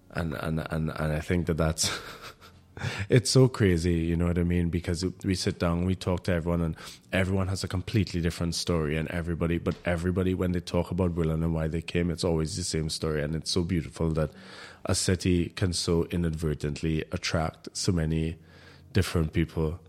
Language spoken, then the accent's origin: English; Trinidad & Tobago; moved away as an adult; now in Berlin, Germany; I in Trinidad had my experience as a Trinidadian